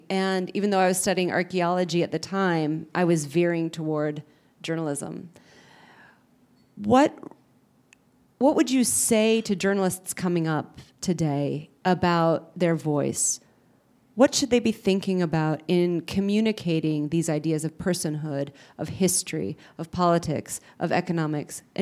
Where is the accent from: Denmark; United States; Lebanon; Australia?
Lebanon; English is a second language; also born or lived in Saudi Arabia / Egypt; Um, I'm an Arab. I came here from Lebanon by way of Saudi Arabia and Egypt en route.